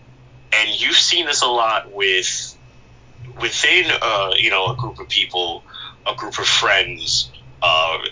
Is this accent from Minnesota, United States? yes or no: no; Long Island, New York, United States; I'm from Long Island